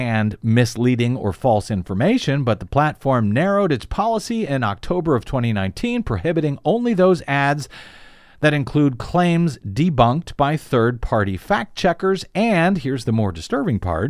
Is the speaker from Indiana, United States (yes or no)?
no; Missouri, United States; moved away; my home state of Missouri